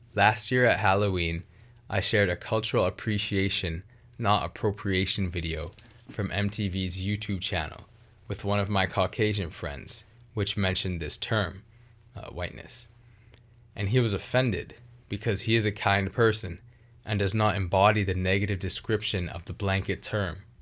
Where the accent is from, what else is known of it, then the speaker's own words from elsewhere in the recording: Vancouver, British Columbia, Canada; I grew up in the Greater Vancouver area of British Columbia, which is very multicultural